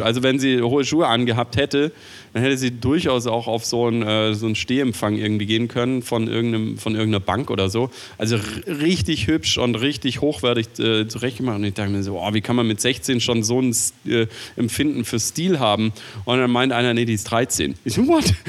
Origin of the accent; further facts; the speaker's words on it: Swabia, Germany; ich bin Schwabe